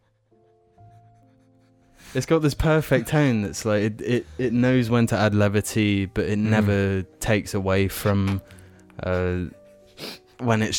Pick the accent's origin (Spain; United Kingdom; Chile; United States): United Kingdom; England; I'm not British, I'm English.